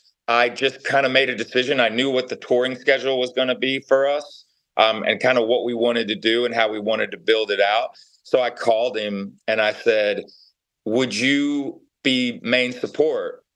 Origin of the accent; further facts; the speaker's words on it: Knoxville, Tennessee, United States; I'm from Knoxville, Tennessee.